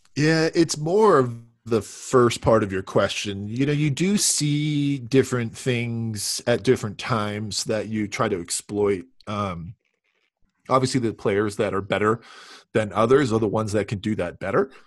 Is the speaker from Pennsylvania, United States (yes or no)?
no; Southern California, United States; I grew up in Southern California